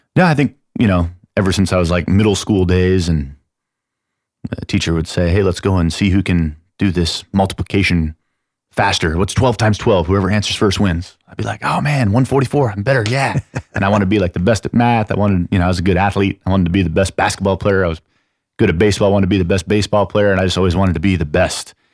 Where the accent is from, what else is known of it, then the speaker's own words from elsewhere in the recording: San Antonio, Texas, United States; also born or lived in Chicago, Illinois; I'm from San Antonio